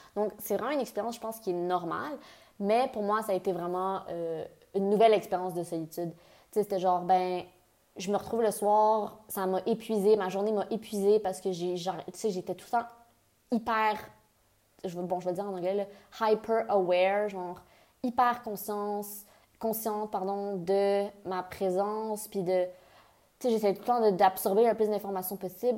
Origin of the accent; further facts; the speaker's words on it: near Ottawa, Ontario, Canada; moved away as an adult; also born or lived in Montreal, Quebec / England; j'ai déménagé en Angleterre, je viens du Canada, je viens de Montréal. J'ai fait. Puis j'ai grandi près d'Ottawa